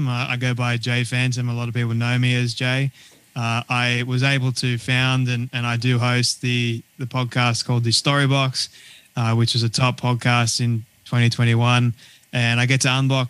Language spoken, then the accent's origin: English; Sydney, New South Wales, Australia; moved away as an adult; now in Sunshine Coast, Australia; I was born and raised in Sydney, Australia, and we recently moved to the good old sunny coast in Queensland